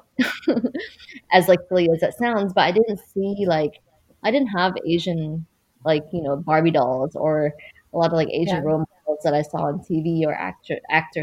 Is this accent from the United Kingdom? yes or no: no; Vancouver, British Columbia, Canada; moved away as an adult; now in New York, United States; I'm from Vancouver. I was born in Vancouver, but I left when I was 21